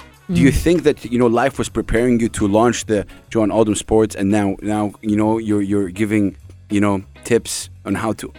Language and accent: English; Saudi Arabia; now in United Arab Emirates; I'm from Saudi Arabia